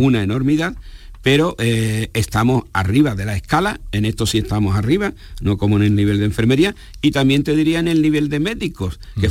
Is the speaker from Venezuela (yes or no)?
no; Spain; nuestra población en España